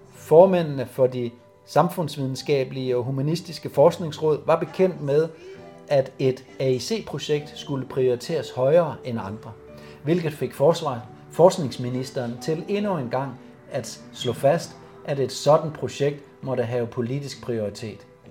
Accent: Silkeborg, Central Denmark Region, Denmark; also born or lived in Hundige, Greve Municipality, Denmark; der flyttede vi fra Hundi til Silkeborg. Jeg var 10 år der i 78

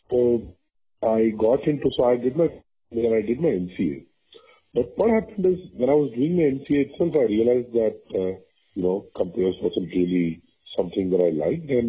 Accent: Vadodara, Gujarat, India; moved away as an adult; now in Bangalore, India; so I'm a Tamil, but I grew up in Gujarat.

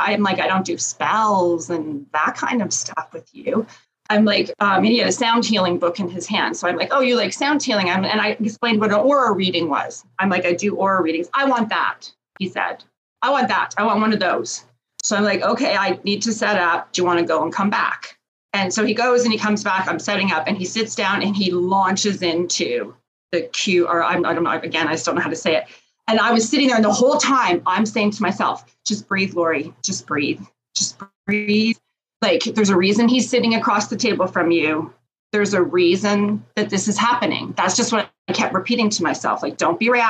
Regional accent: Canada; I'm Canadian

